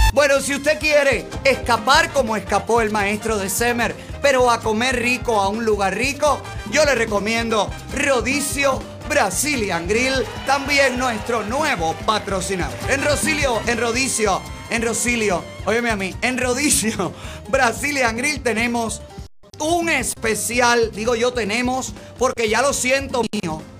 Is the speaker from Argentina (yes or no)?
no; Cuba; now in Miami, United States